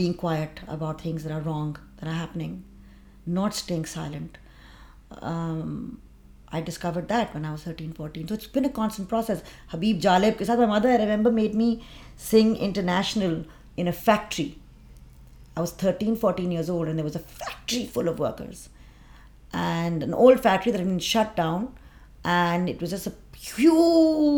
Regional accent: London, United Kingdom; I was born in London

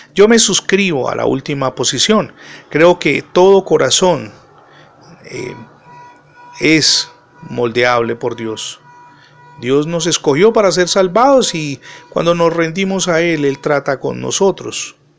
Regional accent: Cali, Valle del Cauca, Colombia

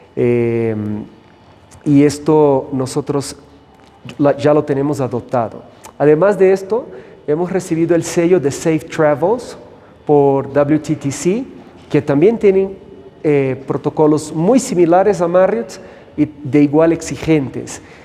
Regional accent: São Paulo, Brazil; moved away as an adult; also born or lived in United States / Costa Rica / Puerto Rico / Panama; now in Cusco, Peru; soy de Brasil y crecí en São Paulo

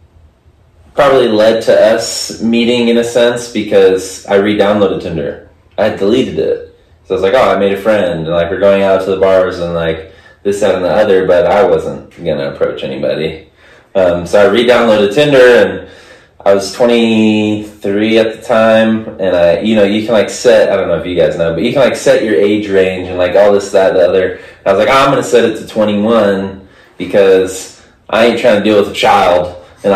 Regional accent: Texas, United States; moved away as an adult; now in Arizona, United States; I'm from Texas

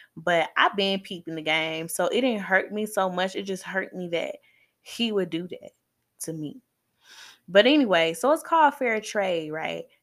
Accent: Atlanta, Georgia, United States; I'm from Zone Six

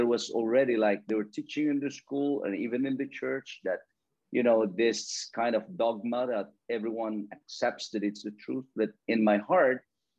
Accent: Philippines; now in Isle of Man; I grew up in the farm. I grew up in the countryside where my parents or most people in my place are farmers.

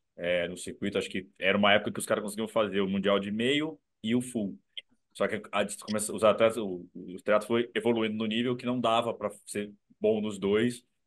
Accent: Brazil; eu, eu sou brasileiro, velho. Sou brasileiro

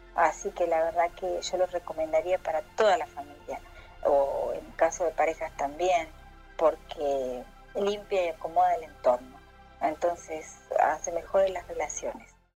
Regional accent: Argentina; soy … de Argentina

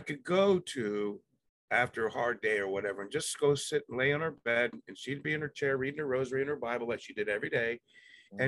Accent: Palm Beach Gardens, Florida, United States; also born or lived in Jamaica / Cuba; the community that I grew up in Palm Beach Gardens allowed me to be me

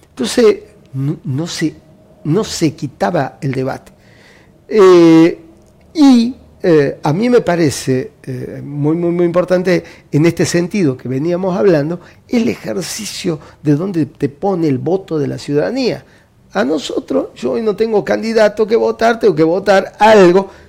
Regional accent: Jujuy, Argentina; now in Salta, Argentina; Yo, soy jujeño.

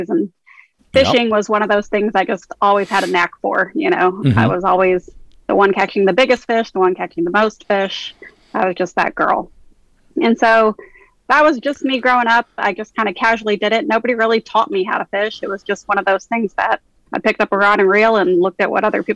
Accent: San Antonio, Texas, United States; I grew up in San Antonio, Texas. I'm a born and raised Texan

